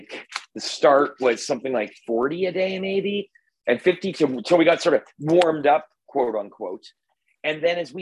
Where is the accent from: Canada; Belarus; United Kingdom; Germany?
Canada; I'm Canadian